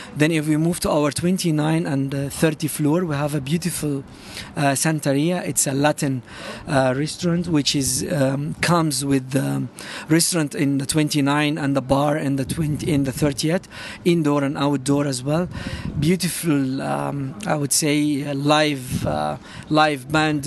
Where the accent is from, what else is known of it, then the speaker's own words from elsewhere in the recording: Cairo, Cairo Governorate, Egypt; moved away as an adult; now in Dubai, United Arab Emirates; I'm from Cairo.